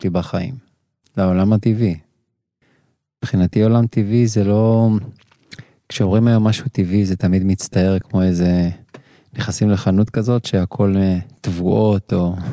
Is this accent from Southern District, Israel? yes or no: yes; Kiryat Gat, Southern District, Israel; moved away as an adult; also born or lived in Ashdod; אני מכאן. נכון. נכון שבאתי מרחוק, ונכון שמיד אחרי סיום הצבא, 26 שנה, אשדוד, אה, אבל נולדתי בקריית גת